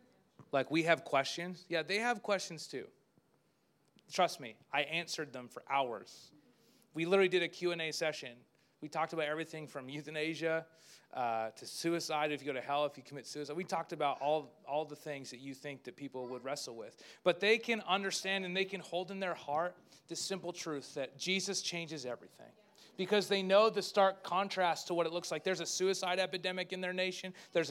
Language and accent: English; Spruce Grove, Alberta, Canada; I didn't even tell people I was from Spruce Grove there. I just said Edmonton, that didn't even connect with them. So I just said Canada because that's all they knew.